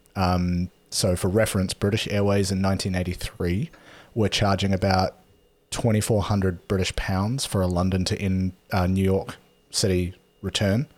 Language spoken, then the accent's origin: English; New Zealand; growing up in New Zealand